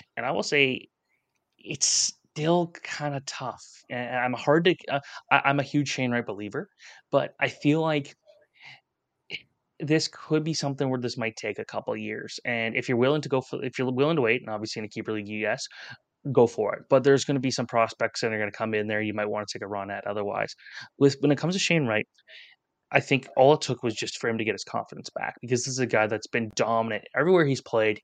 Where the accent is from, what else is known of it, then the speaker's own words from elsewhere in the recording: Canada; as a Canadian